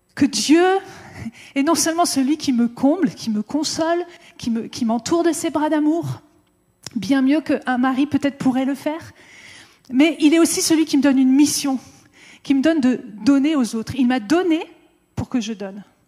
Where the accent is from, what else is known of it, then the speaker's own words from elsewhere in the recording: France; en tant que Français